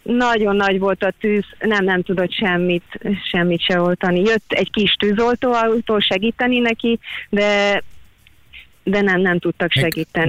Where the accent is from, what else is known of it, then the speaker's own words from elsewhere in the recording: Hungary; now in Australia; tényleg itt vagyok Ausztráliában, de büszke vagyok arra, hogy magyar vagyok